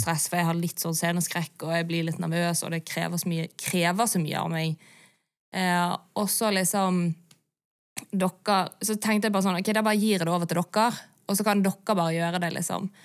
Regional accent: Bergen, Vestland, Norway; der jeg vokste opp i Bergen

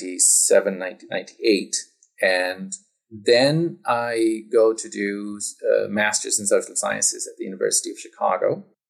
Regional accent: Saudi Arabia; also born or lived in Pakistan / United States; So I was born in Pakistan and grew up partly in Saudi Arabia and partly in the United States.

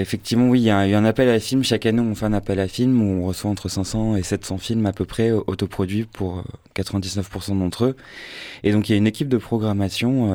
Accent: Marseille, Provence-Alpes-Côte d'Azur, France; je suis marseillais de naissance et de cœur et de sang

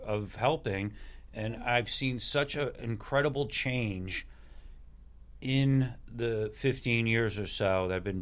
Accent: Hingham, Massachusetts, United States; I graduated high school with Keith. I'm from Hingham

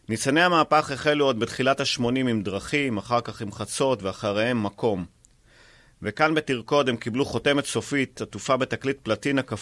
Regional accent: Afula, Northern District, Israel; born there; אני נולדתי בעפולה, כשהם גרו באוהל בעמק יזרעאל.

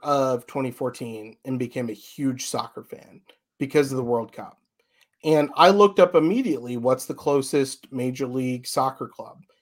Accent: a suburb of Chicago, Illinois, United States; moved away as an adult; now in Florida, United States; I actually grew up in a suburb of Chicago

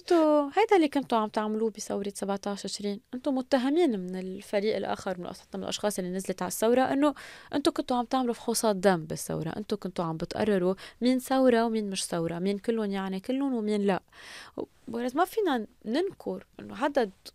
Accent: Lebanon; نحن كشعب لبناني

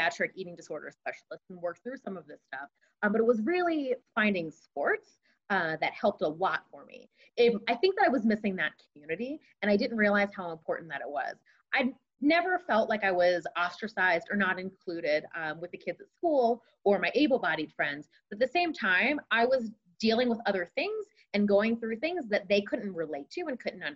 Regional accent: East Coast, United States; moved away as an adult; also born or lived in Champaign, Illinois; growing up on the East Coast, being a part of a program from Philadelphia.

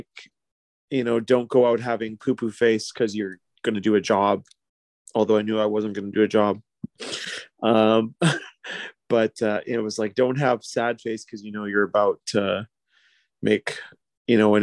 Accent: New Westminster, British Columbia, Canada; born or raised there

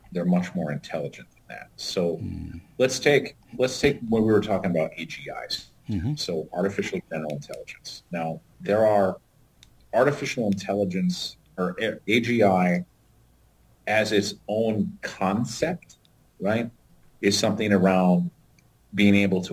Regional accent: Tennessee, United States; also born or lived in upper Midwest; now in North Dakota, United States; I grew up in Tennessee, so I instantly have an accent

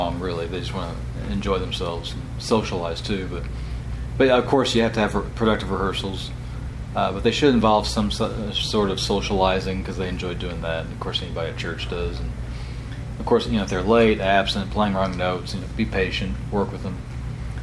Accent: Illinois, United States; also born or lived in Starkville, Mississippi; now in Rome, United States; I was kind of from Illinois originally.

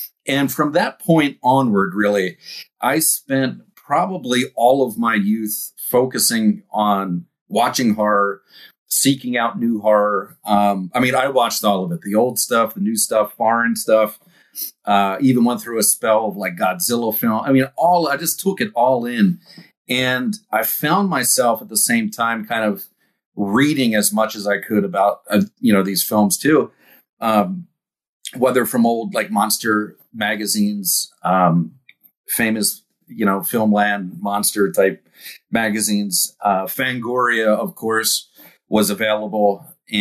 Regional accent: East Coast, United States; growing up on the East Coast

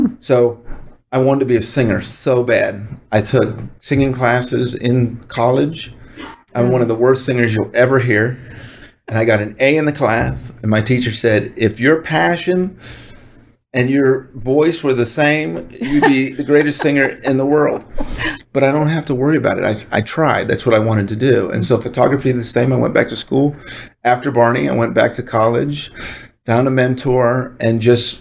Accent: Dallas, Texas, United States; also born or lived in Washington, D.C.; born in Washington, D.C., moved to Dallas when I was 10, kicking and screaming, and fell in love with it

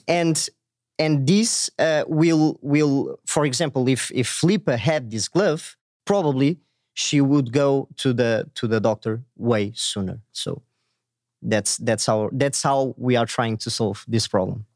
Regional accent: Portugal; I'm from Portugal, a small country in Europe.

